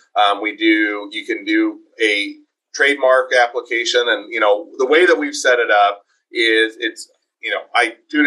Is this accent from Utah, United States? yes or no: yes; Utah, United States; also born or lived in Taiwan / Cleveland, Ohio / Ogden, Utah; I was originally from Utah. I'm back in Utah most of my life, with the exception of lived in Taiwan for a couple of years and went to school in Cleveland for graduate school